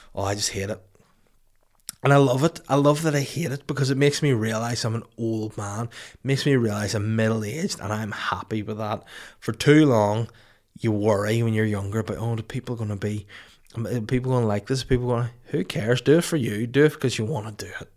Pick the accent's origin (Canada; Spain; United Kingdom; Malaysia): United Kingdom; Holywood, Northern Ireland; also born or lived in Bangor, Northern Ireland; brewed and canned in Hollywood County Down, my hometown, my original hometown before Bangor